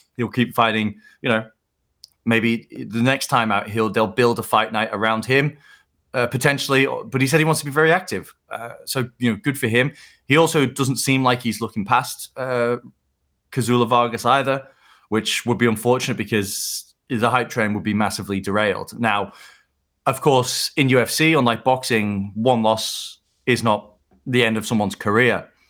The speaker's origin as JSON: {"language": "English", "country": "United Kingdom", "said": "being a British fight fan"}